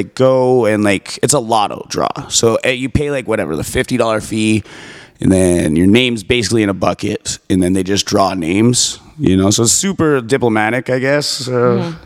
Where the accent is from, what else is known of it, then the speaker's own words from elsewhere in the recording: Calgary, Alberta, Canada; I'm from Calgary